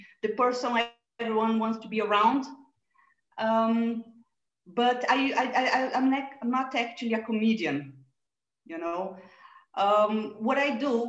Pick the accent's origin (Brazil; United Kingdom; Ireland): Brazil; moved away; I was born in Brazil